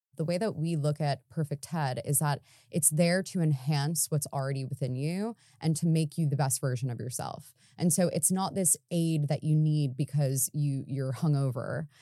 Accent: United States; moved away as an adult; now in London, United Kingdom; coming over here as an American

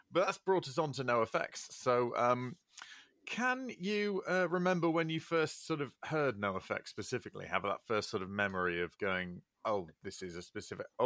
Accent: Leeds, Yorkshire and the Humber, United Kingdom; my accent would suggest otherwise but no that's where i've uh, spent uh, most of my life

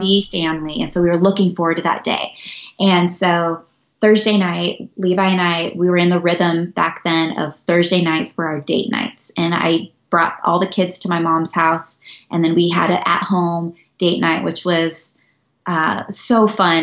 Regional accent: Northern California, United States; moved away as an adult; also born or lived in Albuquerque, New Mexico; now in Montana, United States; I was born and raised in Northern California

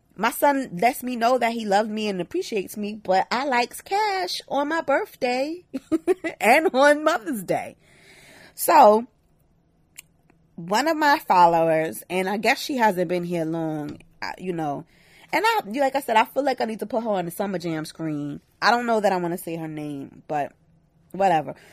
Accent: New York City, New York, United States; I'm from Brooklyn

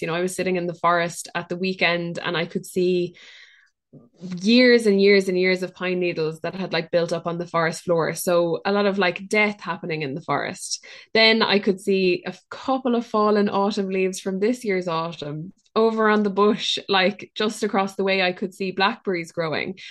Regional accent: Ireland; us as Irish people or people who live on Irish land

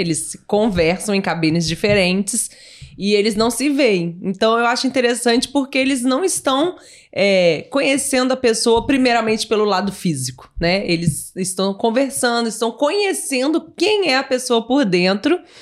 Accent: Barra Mansa, Rio de Janeiro, Brazil; born or raised there

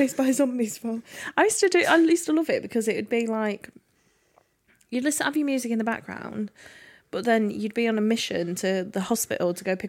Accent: England, United Kingdom; born or raised there; now in South of England, United Kingdom

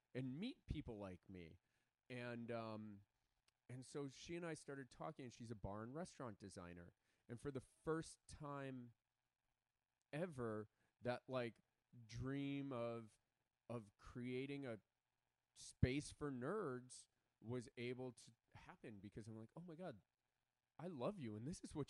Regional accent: Chicago, Illinois, United States; now in Los Angeles, United States; I grew up in Chicago

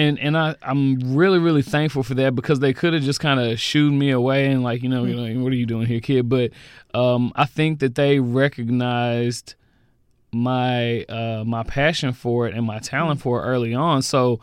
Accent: Jackson, Mississippi, United States; also born or lived in Redondo Beach, California; Moved to Jackson when I was about 3 years old.

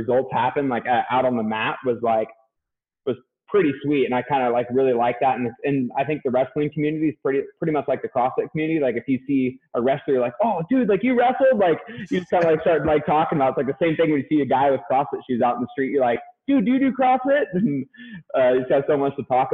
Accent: California, United States; moved away as an adult; also born or lived in Boise, Idaho / Vancouver, Washington; I'm from California

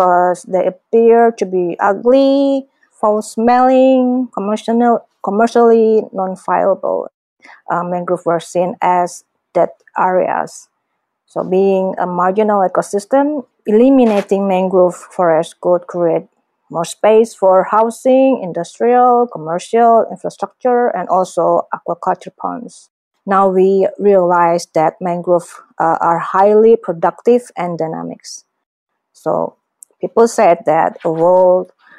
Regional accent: Indonesia; from Indonesia

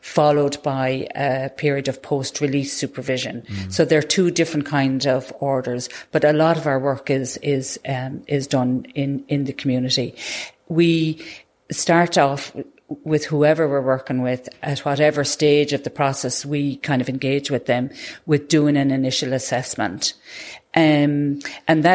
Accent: Tipperary, Munster, Ireland; I was born in and raised and still live in Tipperary.

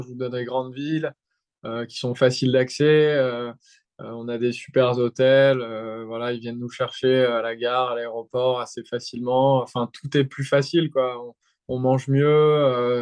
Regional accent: France; je suis français

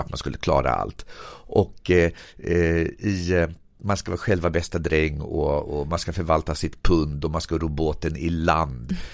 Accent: Sweden; min uppväxt i Berg

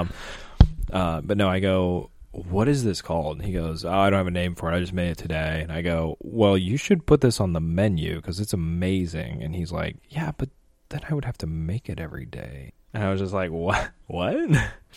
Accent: St. Louis, Missouri, United States; I'm from Saint Louis

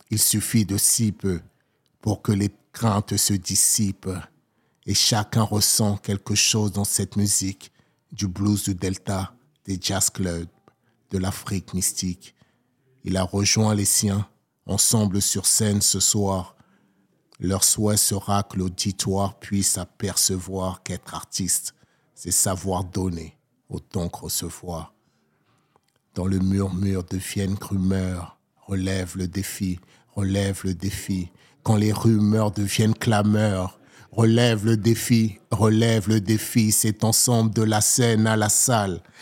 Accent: Seine-Saint-Denis / Val-de-Marne, Île-de-France, France; moved away as an adult; also born or lived in Togo / Paris / Hérault; Concrètement, je suis né au Togo. Je suis arrivé en France à l'âge de 7 ans. J'ai grandi entre le 93 et le 95 pour après l'adolescence aller vivre dans le 92, faire la vie dans le 75, quitter la région parisienne

